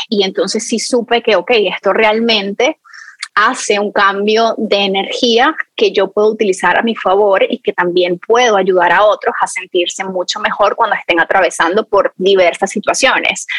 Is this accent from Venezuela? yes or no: yes; Venezuela; moved away; mi infancia cuando en Venezuela yo tenía uno de estos palos de lluvia